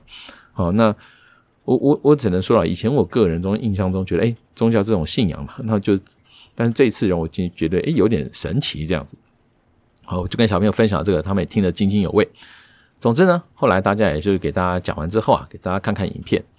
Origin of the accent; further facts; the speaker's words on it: Taiwan; 我们台湾人啊，看东西还是习惯是看字幕